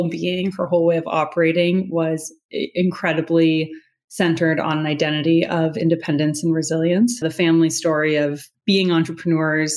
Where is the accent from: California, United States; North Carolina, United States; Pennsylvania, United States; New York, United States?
California, United States; Los Angeles; Born and raised in Los Angeles